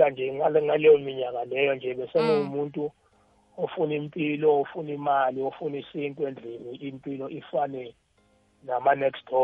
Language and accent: Zulu; Johannesburg, Gauteng, South Africa; also born or lived in Tembisa; mina was born and bred in alexandra township